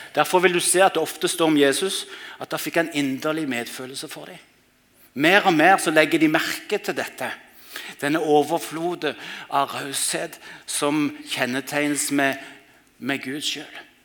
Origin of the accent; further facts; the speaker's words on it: Mandal, Agder, Norway; hjembyen min Mandal